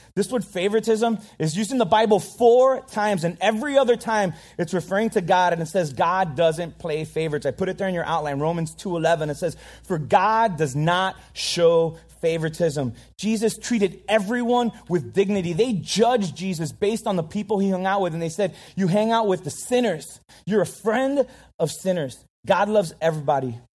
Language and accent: English; Miami, Florida, United States; I'm Cuban. I, I grew up in Miami